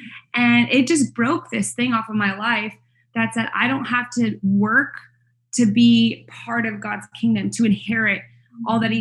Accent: Canada; moved away as an adult; now in United States; Canada, which is where I'm from. I'm not American. I married an American, so I live here in the States.

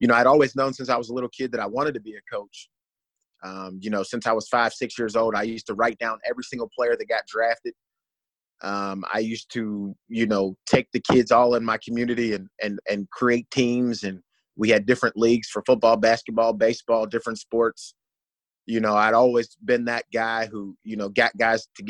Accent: Pittsburgh, Pennsylvania, United States; moved away; I'm from Pittsburgh, Pennsylvania

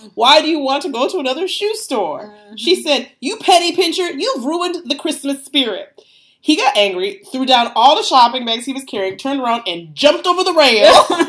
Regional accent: United States; Because we're American.

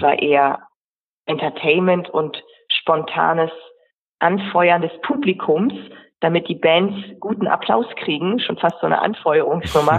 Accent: Friesland, Lower Saxony, Germany; moved away as an adult; also born or lived in Hamburg; ich komme ja aus dem Friesland

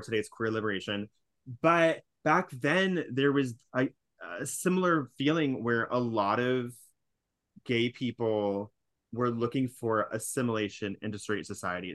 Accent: California, United States; now in New York, United States; I'm from California

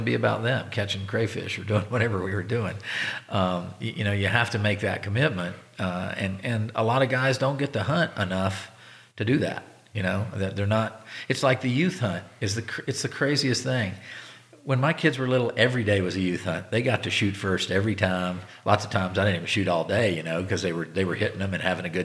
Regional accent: Virginia, United States; now in Nevada, United States; where I grew up in Virginia, where you could walk out the back door and go sit along the creek and shoot a couple wood ducks

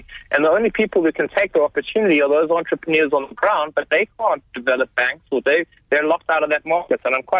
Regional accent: South Africa; also born or lived in Cape Town; we're South African and living in Cape Town

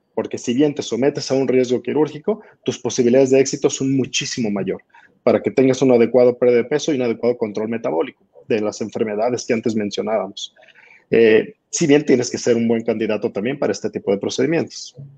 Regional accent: Mexico; En mi país, en México

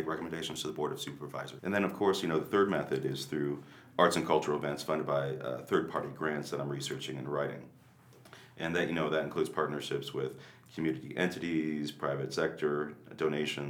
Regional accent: New York, United States; moved away as an adult; now in Carson City, United States; I'm from New York.

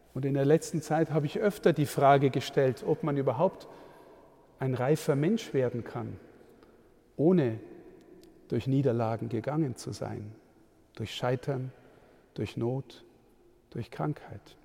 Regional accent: Amberg, Bavaria, Germany; In meiner Heimatstadt Amberg

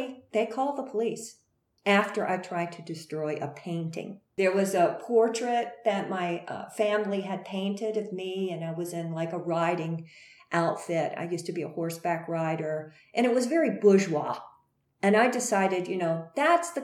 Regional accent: Greensboro, North Carolina, United States; went back to Greensboro, North Carolina, my home state

